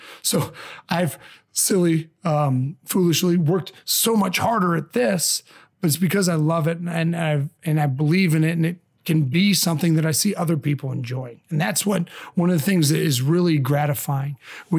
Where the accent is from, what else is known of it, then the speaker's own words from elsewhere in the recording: Michigan, United States; born there; also born or lived in Indiana / Chicago; now in St. Louis, United States; I've always been a Midwestern boy. I was born in Michigan, lived in Indiana for a long time, Chicago, and now the last 9+ years here in St. Louis.